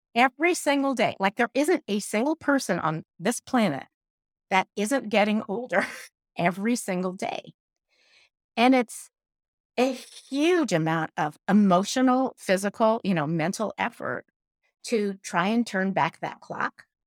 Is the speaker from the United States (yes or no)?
no; Iran; moved away; I grew up in Iran